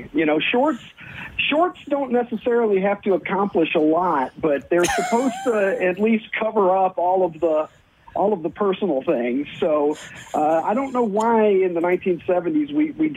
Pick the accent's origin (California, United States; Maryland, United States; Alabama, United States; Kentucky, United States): Kentucky, United States; moved away as an adult; now in Chicago, United States; I was born and raised in Kentucky. So I lived until I was in my early 30s in Kentucky